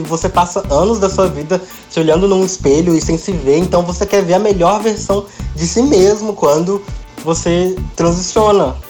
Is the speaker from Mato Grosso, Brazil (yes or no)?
yes; Mato Grosso, Brazil; eu sou do Mato Grosso